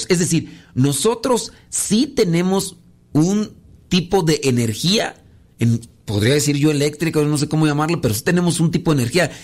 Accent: Mexico; soy de México

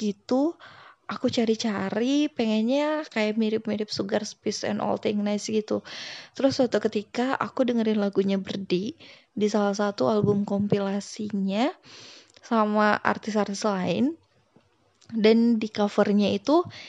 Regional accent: Sunda, West Java, Indonesia; aku dari Sunda

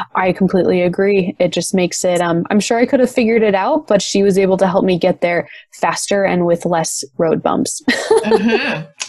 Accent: Las Vegas, Nevada, United States; also born or lived in Michigan; my family moved out to Las Vegas, which is where I currently reside. When I was ten

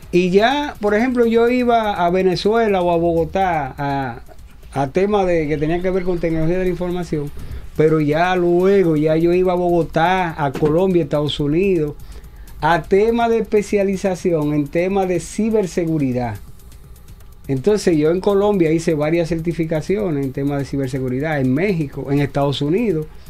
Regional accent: Santo Domingo, Distrito Nacional, Dominican Republic; yo nací en el Capotillo, en los alrededores del Mercado Nuevo. Y hasta ahí estuvimos, hasta que yo me gradué de ingeniería

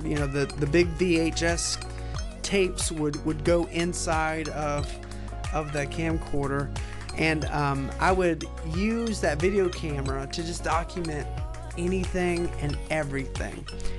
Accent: Chicago, Illinois, United States; born there; I was born right outside of Chicago, Illinois

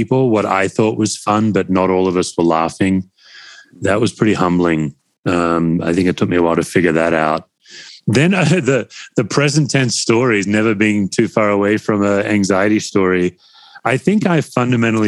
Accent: Australia; being an Aussie. You know, Aussies, we come from English stock.

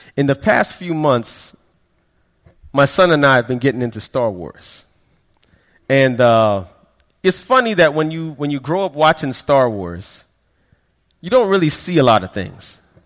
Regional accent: Florida, United States; also born or lived in Queens, New York / Brooklyn, New York; I am a Floridian because we moved down here in the late 80s

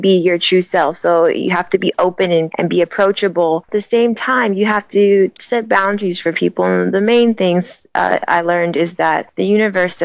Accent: Sacramento, California, United States; I was born in Sacramento, California, and I was an athlete

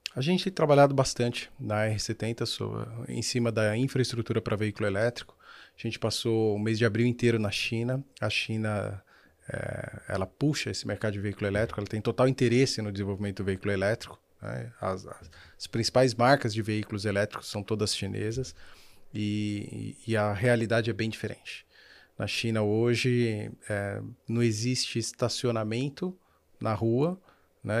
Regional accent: Brazil; Eu vivo no Brasil, eu sou brasileiro

